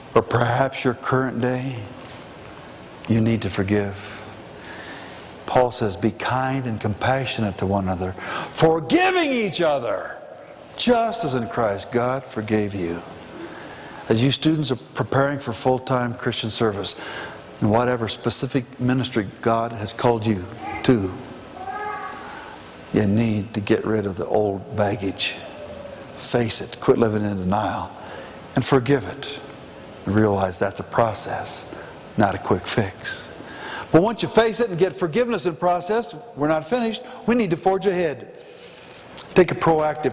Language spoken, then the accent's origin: English; Pueblo, Colorado, United States; also born or lived in Denver; I was born in Denver, but from age 2 through 18 lived in Pueblo, just 45 miles south.